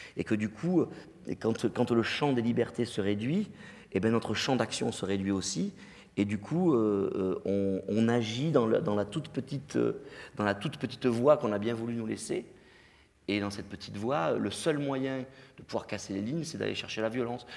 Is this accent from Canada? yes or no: no; Digne-les-Bains, Provence-Alpes-Côte d'Azur, France; moved away; also born or lived in Marseille; à Digne, euh, dans ma ville natale